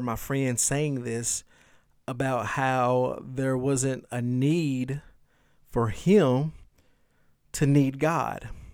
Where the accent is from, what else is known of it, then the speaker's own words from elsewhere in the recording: the South, United States; I'm from the South